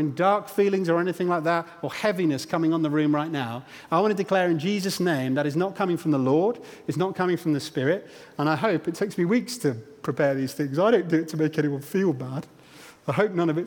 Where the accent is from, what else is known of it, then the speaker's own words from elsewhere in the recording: Stamford, Bourne, East Midlands, United Kingdom; when I was about 10 years old, I think, we moved house from Stamford to the aforementioned Bourne.